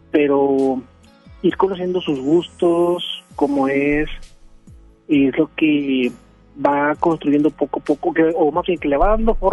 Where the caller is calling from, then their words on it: García, Nuevo León, Mexico; desde García León.